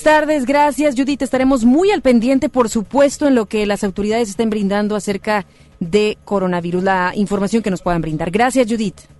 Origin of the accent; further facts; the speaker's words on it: Mexico; como mexicanos